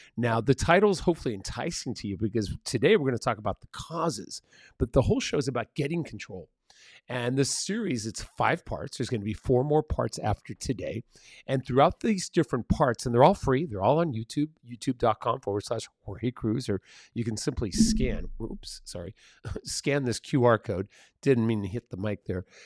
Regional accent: San Diego, California, United States; first language Spanish; English is a second language; also born or lived in Mexico City, Mexico; when I was a kid and I was living in San Diego

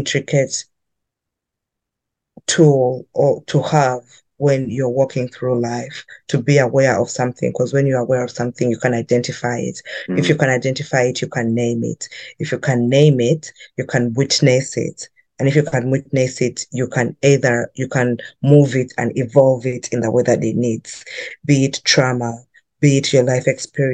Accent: Uganda; moved away as an adult; now in Vancouver, Canada; I grew up in Uganda

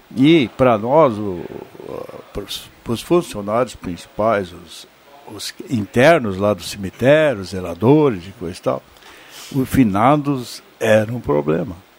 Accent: Vale do Sol, Rio Grande do Sul, Brazil; eu nasci lá e eu tenho aquele, aquele primeiro livro uh, publicado, onde eu eternizei aquela minha infância no Vale do Sol

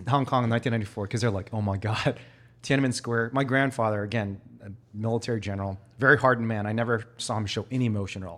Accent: Chicago, Illinois, United States; I'm from Chicago

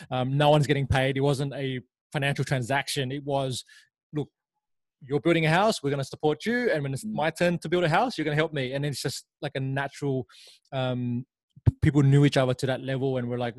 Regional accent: Laos; born there; I was born in Laos and um, spent some time there after my mother passed away

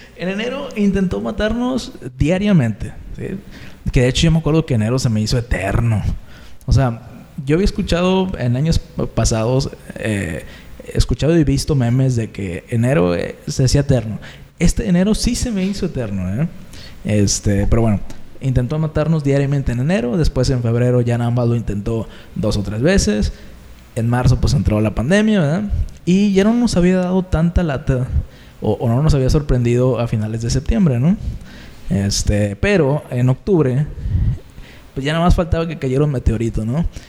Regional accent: Tampico, Tamaulipas, Mexico; somos oriundos de, de Ciudad Tampico, Tamaulipas

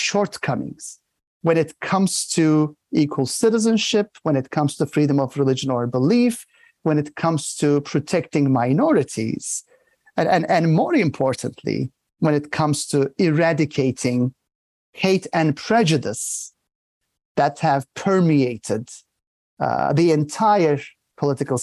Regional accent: Bursa, Turkey; moved away as an adult; also born or lived in Istanbul; after 5 years in Bursa, my hometown, at an elementary school

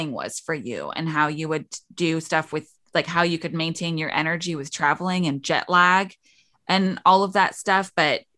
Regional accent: England, United Kingdom; now in Kansas, United States; I grew up in England and I live in Kansas

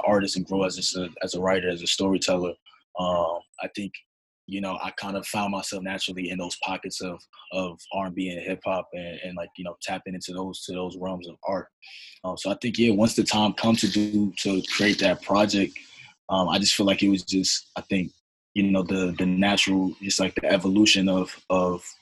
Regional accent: New York City, New York, United States; I'm originally from Harlem, New York, but my family is originally from Bamako, Mali, West Africa

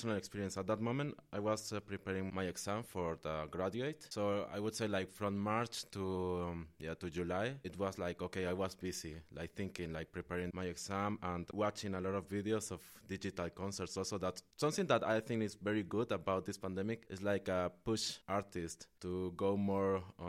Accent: Mexico; also born or lived in Nicaragua; now in Netherlands; I'm from Mexico and Nicaragua, from both countries.

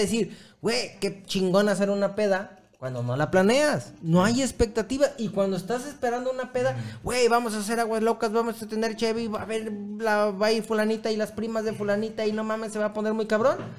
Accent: Mexico; also born or lived in Chelan Falls, United States; como paisas

